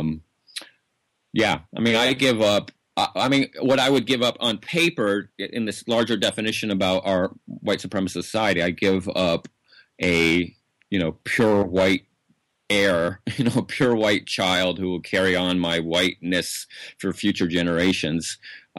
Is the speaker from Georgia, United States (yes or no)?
yes; Atlanta, Georgia, United States; now in Oregon, United States; I'm from Atlanta